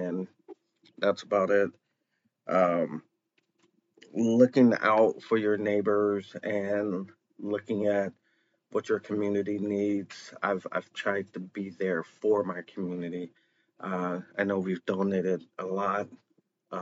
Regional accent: Chicago, Illinois, United States; I was born in Chicago, Illinois.

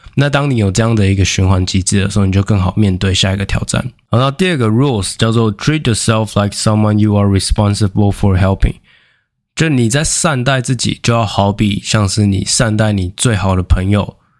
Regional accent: Taiwan; 我们台湾人

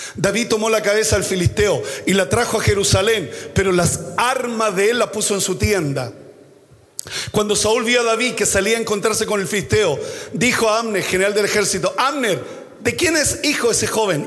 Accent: Chile

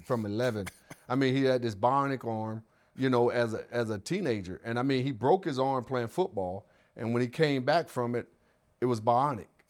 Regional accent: the South, United States; I was raised in the South

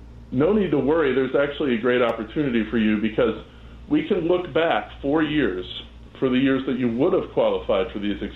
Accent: Chicago, Illinois, United States; I grew up in Chicago. I actually grew up in the South Side

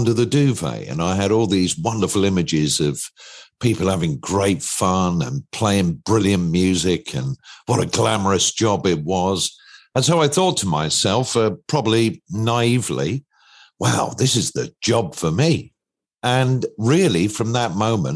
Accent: Lytham St Annes, North West England, United Kingdom; I was living in Lancashire. I was born in Lytham St Annes

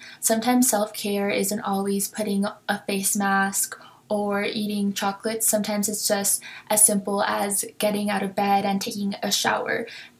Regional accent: Goodyear, Arizona, United States; I'm a junior from Goodyear, Arizona

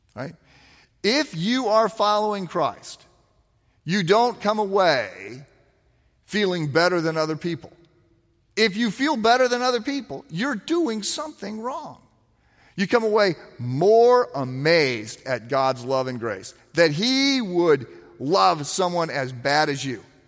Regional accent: East Moline, Illinois, United States; moved away as an adult; When I was in high school, I, I lived in East Moline, Illinois, which is its own city, like North Chicago

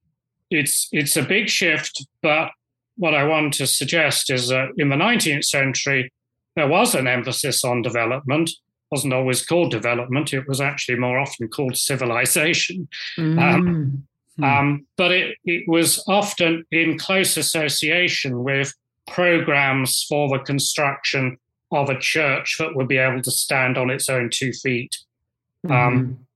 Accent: United Kingdom; as a Brit

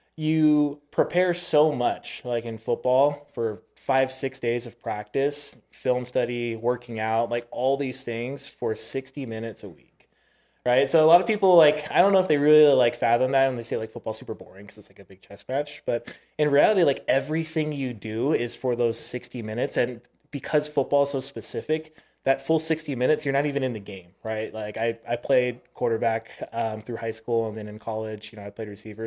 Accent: Oahu, Hawaii, United States; moved away; I was born in Oahu

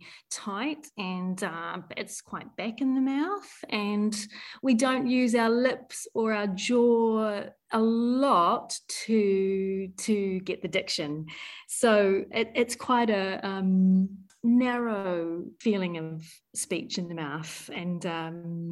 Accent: New Zealand; accent: New Zealand; moved away as an adult; also born or lived in London, United Kingdom; now in Netherlands; I am a New Zealander currently living in Europe in the Netherlands.

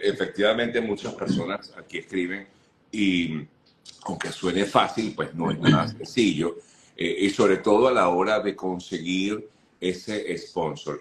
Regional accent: Venezuela; now in United States; como, como venezolanos

